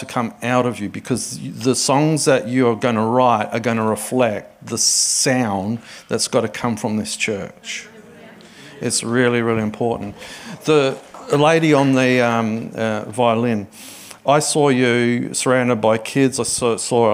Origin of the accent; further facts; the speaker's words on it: Adelaide, South Australia, Australia; moved away as an adult; now in Sydney, Australia; it's wonderful to be in Adelaide. Adelaide's my hometown.